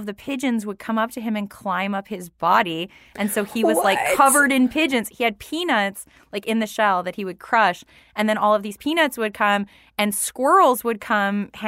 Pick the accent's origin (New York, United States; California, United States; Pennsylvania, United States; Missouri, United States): New York, United States; growing up in New York